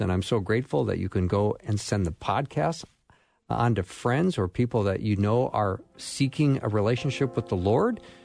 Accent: Edina, Minnesota, United States; Edina, Minnesota, which is my hometown.

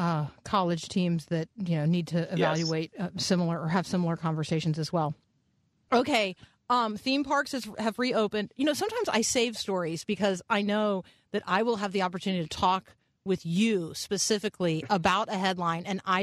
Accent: Tampa, Florida, United States; I grew up in Tampa, so Busch Gardens was, you know, the most local of theme parks.

